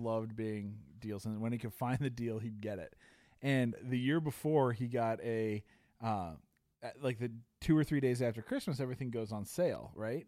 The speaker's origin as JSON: {"language": "English", "town": "Chicago", "region": "Illinois", "country": "United States", "tie": "born or raised there", "said": "as a kid growing up in Chicago"}